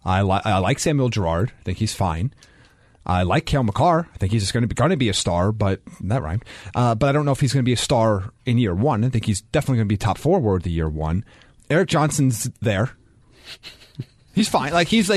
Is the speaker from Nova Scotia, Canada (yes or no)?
yes; Cole Harbour, Nova Scotia, Canada; I'm from Cole Harbour.